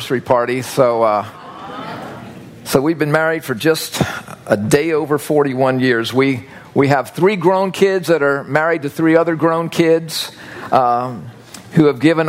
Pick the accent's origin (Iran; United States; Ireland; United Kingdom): United States; I'm growing up in the United States of America